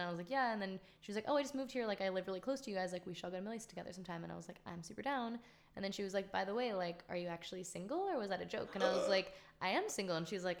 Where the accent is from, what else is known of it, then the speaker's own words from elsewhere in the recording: Lafayette, California, United States; moved away as an adult; now in Los Angeles, United States; I'm from the East Bay. I'm from Lafayette.